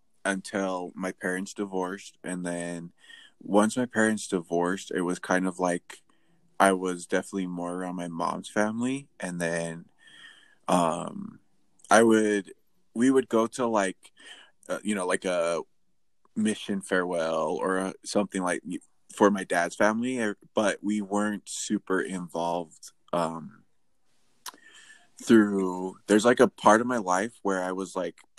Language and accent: English; Utah Valley, United States; that is Utah Valley. I grew up in Utah Valley